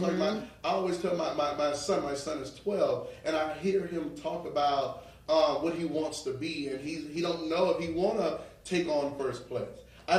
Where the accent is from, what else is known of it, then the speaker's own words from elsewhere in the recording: New Orleans, Louisiana, United States; So when people always say, well, you don't sound like you from New Orleans, I know I sound like I'm from New York, right?